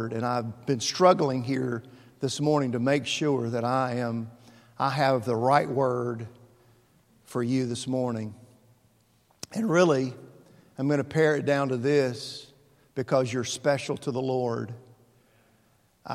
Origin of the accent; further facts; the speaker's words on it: Mayfield, Kentucky, United States; moved away; my hometown of Mayfield, Kentucky